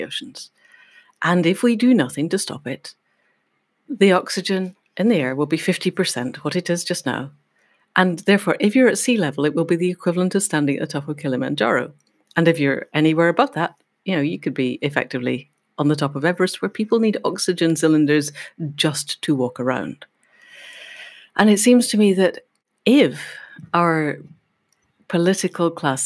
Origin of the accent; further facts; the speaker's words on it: Scotland, United Kingdom; I'm a Scot.